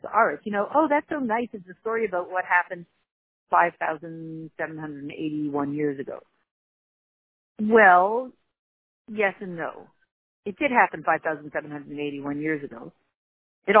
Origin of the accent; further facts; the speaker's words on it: United States; we're so American